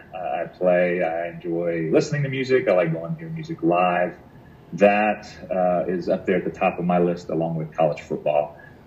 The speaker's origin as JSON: {"language": "English", "region": "Louisiana", "country": "United States", "tie": "born or raised there", "said": "I think that was new for me because I grew up in Louisiana"}